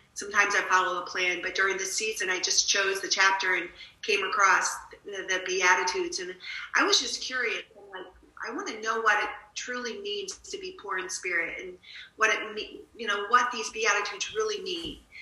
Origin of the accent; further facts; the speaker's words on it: Connecticut, United States; moved away as an adult; also born or lived in Stockton, California; I am a New England girl as well. I grew up in Connecticut